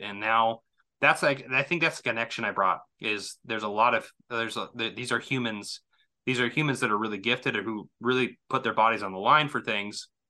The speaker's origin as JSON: {"language": "English", "region": "Southwest Missouri", "country": "United States", "said": "I come from Missouri, so Southwest Missouri"}